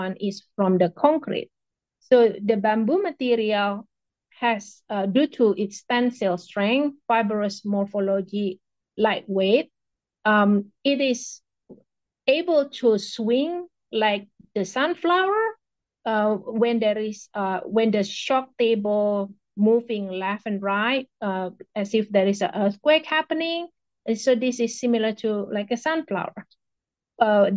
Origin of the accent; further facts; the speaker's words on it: Indonesia; now in United States; I am from Indonesia